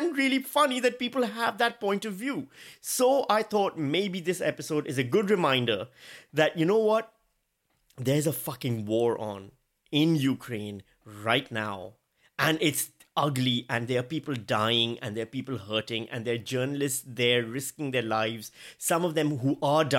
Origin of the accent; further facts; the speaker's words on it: Karachi, Sindh, Pakistan; moved away; I grew up in Pakistan.